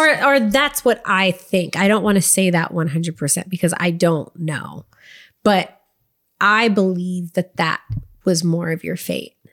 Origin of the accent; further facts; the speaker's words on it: Waco, Texas, United States; moved away as an adult; also born or lived in Dallas-Fort Worth area, Texas / Los Angeles / Nashville; grew up in Waco, Texas, and, like, the Dallas, Fort Worth area.